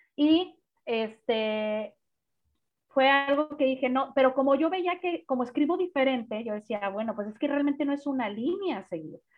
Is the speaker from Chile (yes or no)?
no; Guadalajara, Jalisco, Mexico; now in Monterrey, Mexico; yo soy de Guadalajara, pero tengo 18 años viviendo en Monterrey, si no es que 20